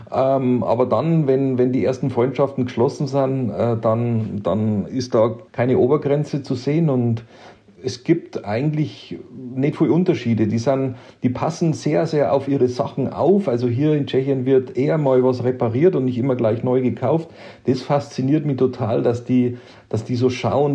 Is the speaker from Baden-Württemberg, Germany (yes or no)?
no; Bavaria, Germany; moved away as an adult; now in Czech Republic; wie auch in meiner alten Heimat im schönen Bayern, wo ich herkomme